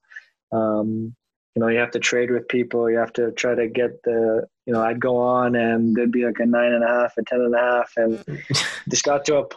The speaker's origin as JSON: {"language": "English", "town": "Toronto", "region": "Ontario", "country": "Canada", "said": "I'm from Toronto"}